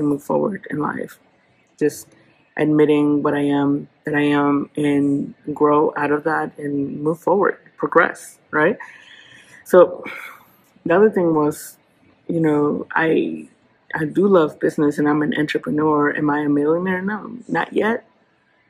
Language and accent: English; Oaxaca, Mexico; now in Oklahoma City, United States; I am originally from Oaxaca, Mexico, and I am a real estate entrepreneur here in Oklahoma City